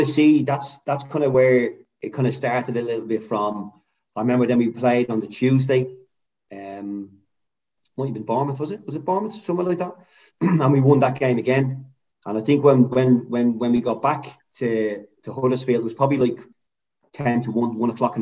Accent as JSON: {"language": "English", "country": "Ireland", "said": "an Irishman"}